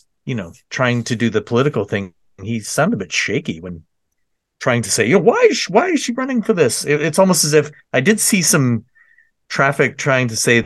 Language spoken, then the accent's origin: English; Mississauga, Ontario, Canada; I grew up in Lakeview, South Mississauga